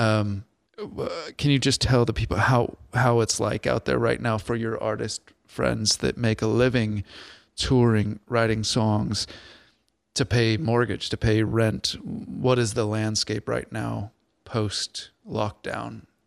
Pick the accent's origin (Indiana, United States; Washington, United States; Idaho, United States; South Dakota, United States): Washington, United States; Bremerton; moved away; also born or lived in Port Orchard; Born and raised twenty-five years in Bremerton, Port Orchard.